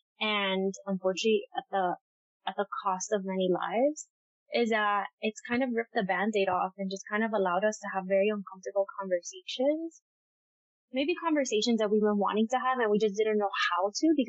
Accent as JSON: {"language": "English", "town": "Miami", "region": "Florida", "country": "United States", "tie": "born or raised there", "moved": "as an adult", "lives_now": "New York, United States", "said": "growing up there, you never feel different."}